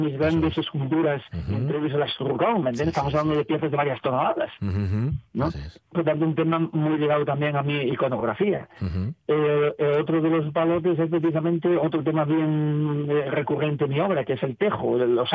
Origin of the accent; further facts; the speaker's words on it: Navia, Asturias, Spain; yo soy un castreño de Navia, soy un mm. castreño, siempre me he definido así